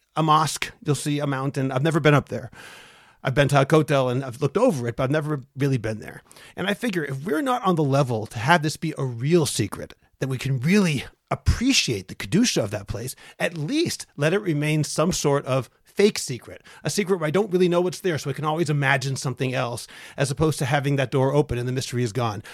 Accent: Lowell, Massachusetts, United States; I grew up in Lowell, Massachusetts

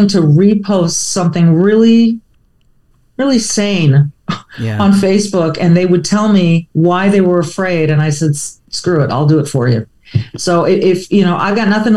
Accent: near Hollywood, Southern California, United States; I grew up near Hollywood, you know, in Southern California

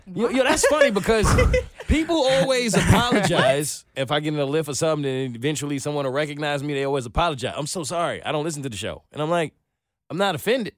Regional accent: New York, United States; moved away as an adult; now in Atlanta, United States; I'm from New York

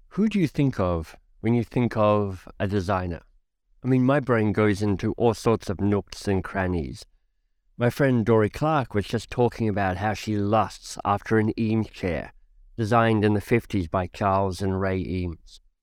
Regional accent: Australia; also born or lived in United Kingdom / United States; now in Canada; I left my home country of Australia, detoured through the U K and the U S, and landed in Canada

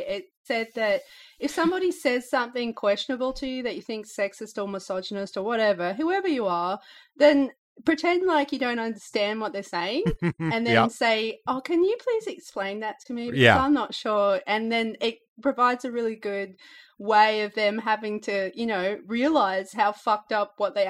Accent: Australia; Like we get constant as a couple because I'm Australian and she's American

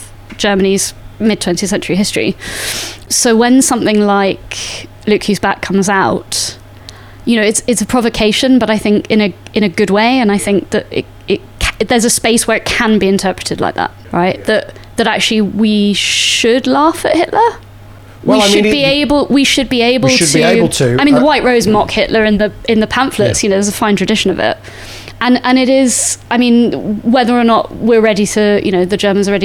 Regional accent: Salisbury, South West England, United Kingdom; I grew up in Salisbury

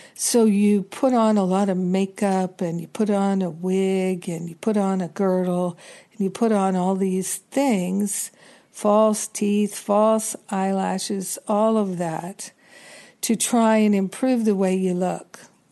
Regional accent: New York, United States; being a New Yorker

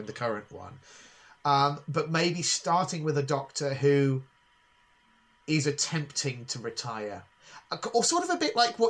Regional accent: Northamptonshire, East Midlands, United Kingdom; I grew up in Northamptonshire in the mid-1990s.

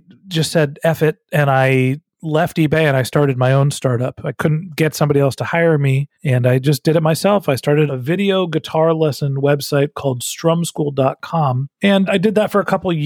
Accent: Northern California, United States; moved away as an adult; also born or lived in Texas; I'm from Northern California

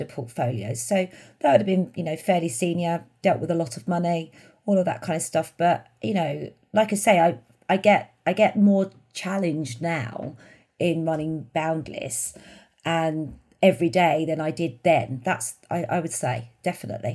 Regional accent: London, United Kingdom; I grew up in the East End of London, in Bethnal Green.

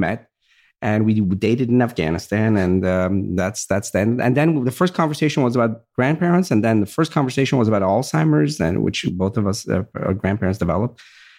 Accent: Virginia, United States; same background. My grandfather, same thing. We grew up in Virginia, and I remember we had a farm

